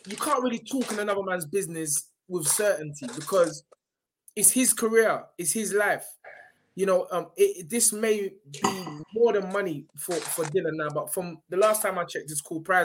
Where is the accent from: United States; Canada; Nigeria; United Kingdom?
Nigeria; Some Uber money, because you know I'm Nigerian as well.